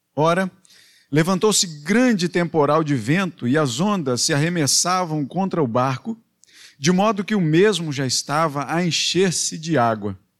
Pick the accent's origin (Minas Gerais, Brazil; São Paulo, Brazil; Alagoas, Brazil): Minas Gerais, Brazil; Belo Horizonte; moved away; para Minas, para Belo Horizonte, lá na minha terra